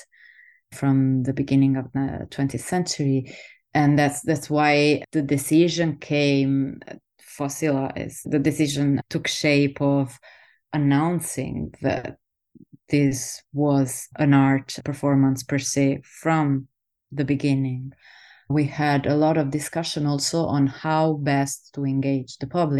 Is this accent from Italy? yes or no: yes; Southern Italy, Italy; moved away; also born or lived in Netherlands; I'm an astrophysicist from Italy, from the south of Italy originally